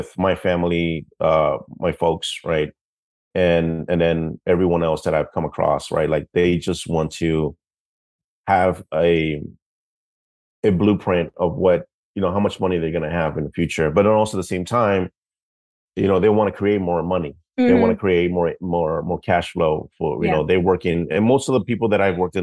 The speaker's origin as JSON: {"language": "English", "town": "New York City", "region": "New York", "country": "United States", "tie": "born or raised there", "said": "I grew up in the Bronx"}